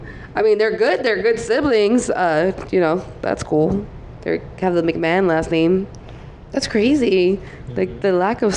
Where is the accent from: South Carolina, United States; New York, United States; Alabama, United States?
New York, United States; New York City; I'm from the Bronx.